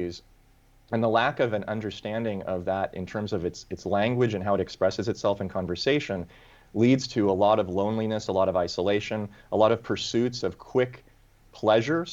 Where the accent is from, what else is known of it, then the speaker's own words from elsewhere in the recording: Los Angeles, California, United States; also born or lived in Europe / Japan; I was born and raised here, so you can't say that this is the jaded view of a late coming arrival from another state. I mean, I was born in Santa Monica